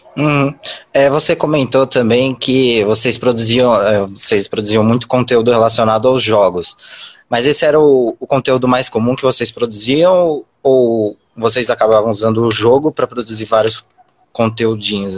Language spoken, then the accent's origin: Portuguese; Mogi das Cruzes, São Paulo, Brazil; eu sou aqui de Mogi das Cruzes